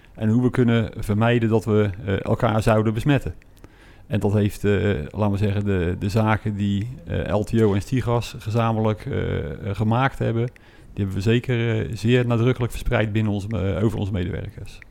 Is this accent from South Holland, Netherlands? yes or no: yes; Westland, South Holland, Netherlands; Wij zijn eh, geboren en getogen Westlanders